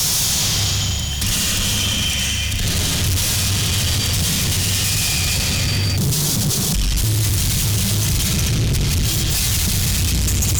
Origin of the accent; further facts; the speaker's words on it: Minneapolis, Minnesota, United States; I'm from Minneapolis